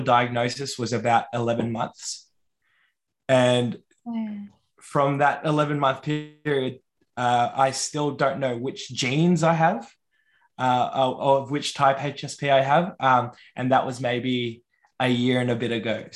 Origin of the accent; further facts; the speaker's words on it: Yorta Yorta land, Victoria, Australia; moved away as an adult; also born or lived in Wurundjeri country (Melbourne area); now in Melbourne, Australia; I was raised on Yorta Yorta land, but now reside in Wurundjeri country.